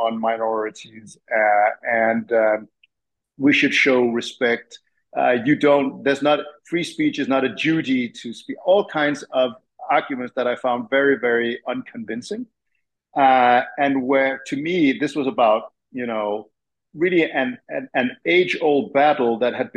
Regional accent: Copenhagen, Capital Region of Denmark, Denmark; moved away as an adult; now in Tennessee, United States; I was born and raised in Denmark and Copenhagen

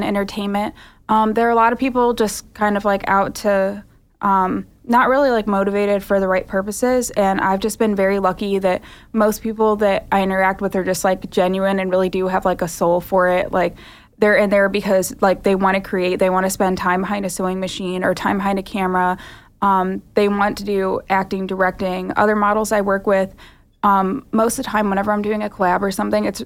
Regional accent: St. Louis, Missouri, United States; I was born in St. Louis

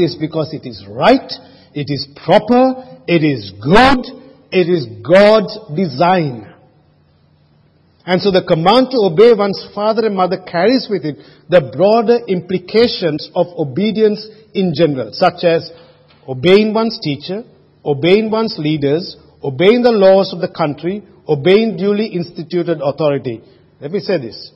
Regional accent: Sri Lanka; moved away; when I was growing up in Sri Lanka, I never had a car

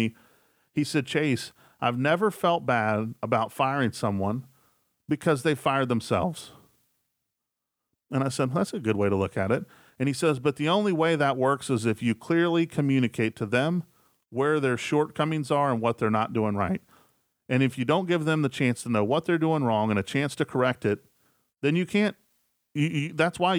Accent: West Virginia, United States; I'm from West Virginia, and I'm a huge West Virginia Mountaineers fan

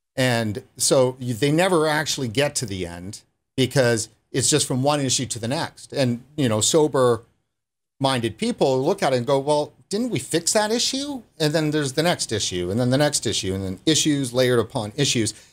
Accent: Canada; also born or lived in British Columbia; I'm a card carrying Aboriginal Canadian

